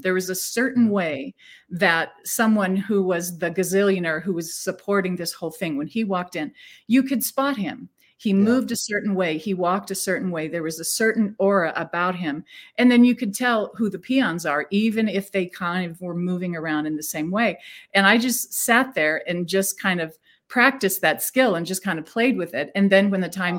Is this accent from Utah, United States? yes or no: no; Phoenix, Arizona, United States; I was born in Phoenix, Arizona, just a little girl born out in the desert